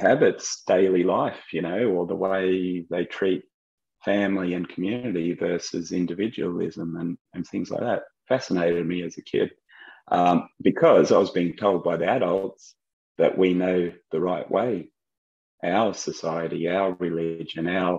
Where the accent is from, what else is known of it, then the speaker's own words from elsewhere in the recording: Australia; moved away as an adult; also born or lived in United States / France; growing up in Australia, what an awesome country to grow up